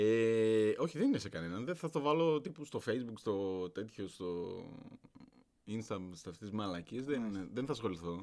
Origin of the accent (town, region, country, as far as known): Greece